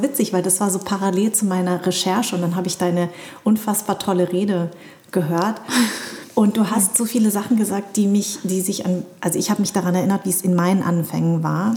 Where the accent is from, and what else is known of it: Darmstadt, Hesse, Germany; born or raised there